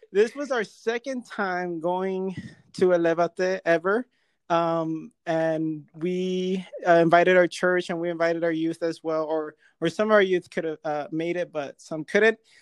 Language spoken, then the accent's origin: English; California, United States; now in Las Vegas, United States; I'm from Cali